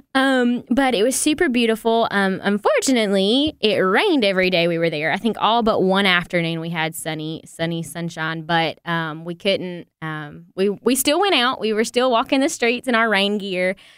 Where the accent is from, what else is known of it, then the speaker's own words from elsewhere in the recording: the Bible Belt, United States; we grew up in the Bible Belt and we have churches on every corner